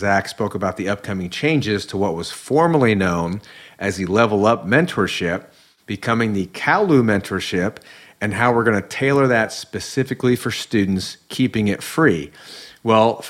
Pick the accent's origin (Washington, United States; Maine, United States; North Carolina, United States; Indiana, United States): Indiana, United States; moved away as an adult; now in Southern California, United States; Growing up in Indiana where we have all the seasons